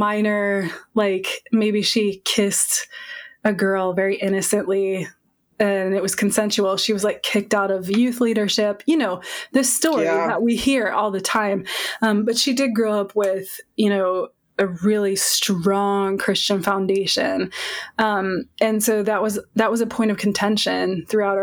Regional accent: Massachusetts, United States; I grew up in Massachusetts

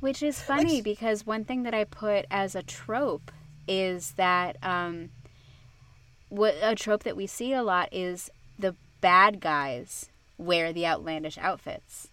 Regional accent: Arizona, United States; every high school in Arizona goes out

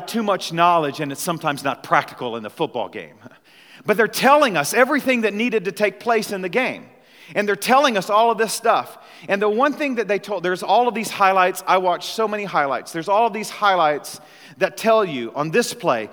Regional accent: Missouri, United States; moved away; I'm originally from Missouri, grew up loving the St. Louis Cardinals

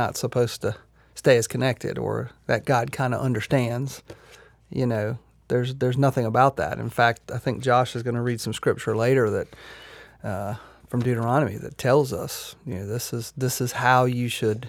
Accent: Myrtle Beach, South Carolina, United States; You know, I can remember growing up in Myrtle Beach, and Memorial Day to Labor Day was, you know, that was kind of the summer.

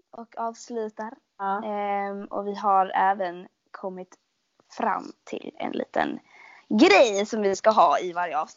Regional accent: Skåne, Sweden; accent: Scanian; min dialekt är ju liksom folk bara eller typ folk man träffar som inte är från Skåne bara alltså du snackar så jävla grovt.

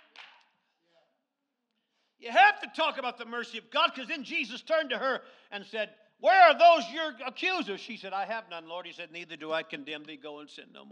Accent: Lazy Mountain, Alaska, United States; when I was a child growing up on Lazy Mountain

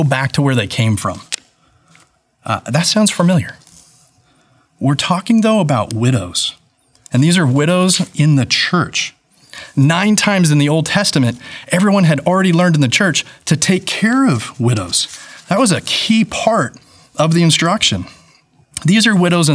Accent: California, United States; moved away; also born or lived in Atlanta; I'm from California

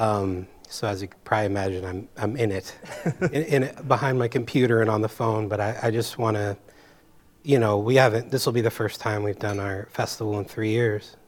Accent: San Francisco, California, United States; moved away as an adult; I came here from San Francisco, from the Bay Area

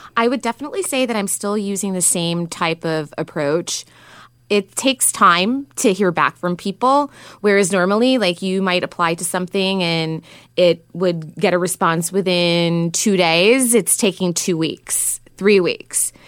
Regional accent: New York, United States; now in San Francisco, United States; I'm originally from New York

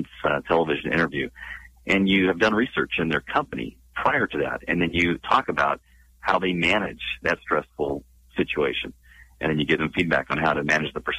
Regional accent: Northern California, United States; now in San Diego, United States; I'm born and raised in California, mainly in Northern

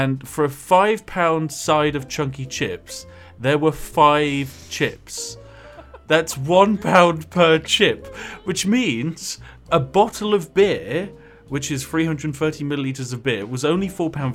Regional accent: England, United Kingdom; We're too English

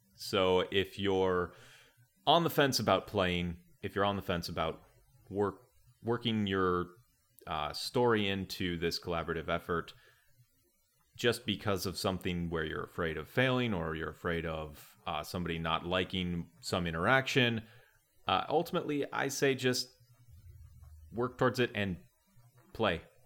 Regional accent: Wisconsin, United States; I grew up in Wisconsin

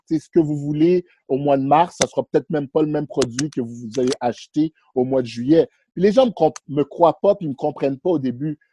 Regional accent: Montreal, Quebec, Canada; also born or lived in Haiti; je suis un, petit gars de Montréal, c'est ça que j'aime dire. J'ai grandi ici. Euh, je suis né en Haïti. je suis venu à Montréal à l'âge de 6 ans

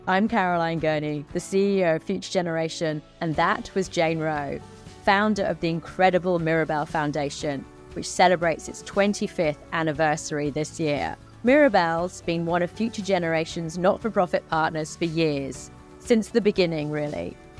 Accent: England, United Kingdom; I'm from England. We can hear it from our accents

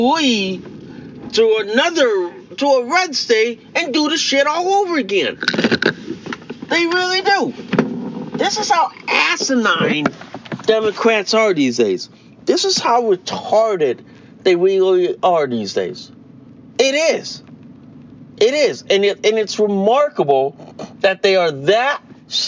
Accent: Connecticut, United States; my home state

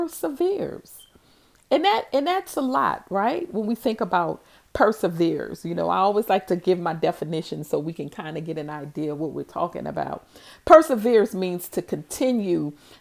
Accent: New Orleans, Louisiana, United States; growing up in New Orleans and in my neighborhood

